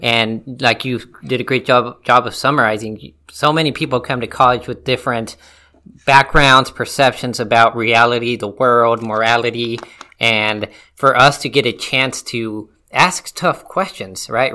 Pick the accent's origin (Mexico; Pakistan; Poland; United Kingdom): Mexico; moved away; I am from Mexico. I'm Hispanic